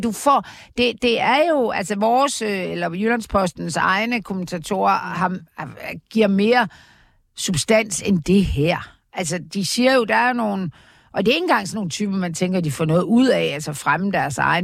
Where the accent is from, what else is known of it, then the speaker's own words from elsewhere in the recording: Aarhus, Central Denmark Region, Denmark; jeg er født i Aarhus